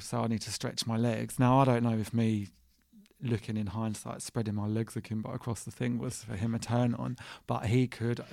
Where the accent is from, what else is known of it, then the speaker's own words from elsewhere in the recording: Watford, East of England, United Kingdom; I'm from Watford